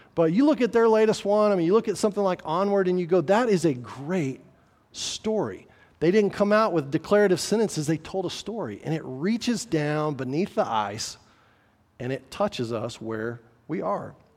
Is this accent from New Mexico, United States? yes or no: yes; New Mexico, United States; I'm from New Mexico